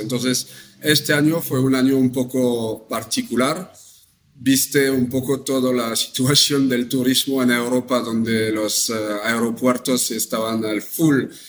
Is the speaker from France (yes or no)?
yes; France; accent: French; Spanish is a second language; moved away as an adult; now in Mexico; como escuchan mi, acento, soy francés.